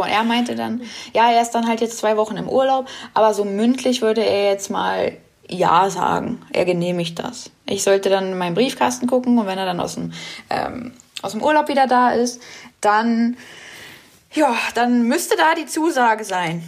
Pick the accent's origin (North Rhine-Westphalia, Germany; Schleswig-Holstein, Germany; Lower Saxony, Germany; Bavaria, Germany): Lower Saxony, Germany; Braunschweig; Ich komme aus Braunschweig